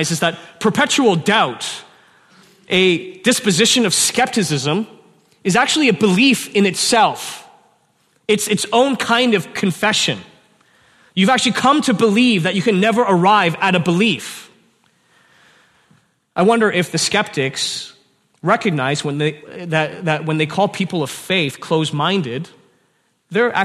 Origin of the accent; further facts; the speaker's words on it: Canada; I'm a Chinese man born in Canada